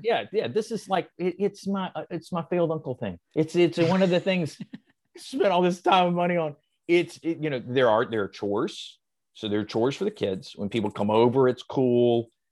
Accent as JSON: {"language": "English", "region": "the South", "country": "United States", "tie": "born or raised there", "said": "I was raised in the South"}